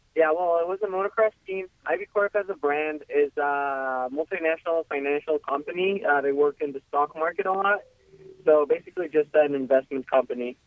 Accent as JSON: {"language": "English", "town": "Quito", "region": "Pichincha", "country": "Ecuador", "first_language": "Spanish", "second_language": "English", "moved": "yes", "said": "I'm from Ecuador. Uh, I'm from Quito, Ecuador, the capital."}